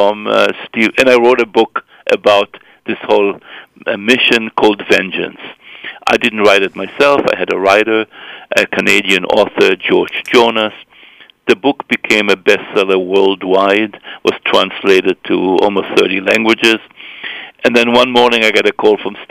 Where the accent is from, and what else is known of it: Israel; born or raised there; moved away